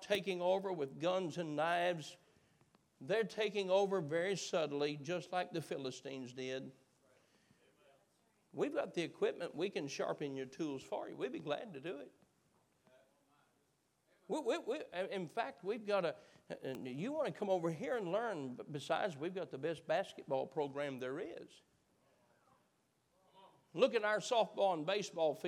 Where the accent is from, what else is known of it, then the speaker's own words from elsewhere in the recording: United States; I am an American